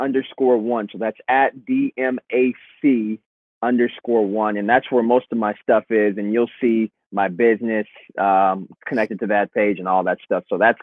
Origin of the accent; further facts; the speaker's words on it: Dallas, Texas, United States; I grew up in the Dallas area